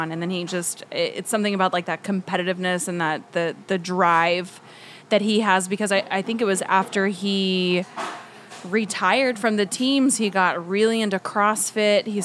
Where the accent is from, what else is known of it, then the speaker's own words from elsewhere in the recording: Havertown, Pennsylvania, United States; moved away; also born or lived in Washington State; I'm from Havertown. It's a small town